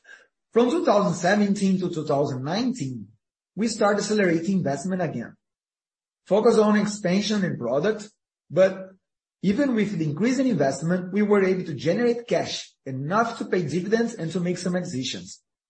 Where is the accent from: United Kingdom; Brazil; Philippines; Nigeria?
Brazil; English is a second language; We came from Brazil, we grew up in a place with inflationary recession.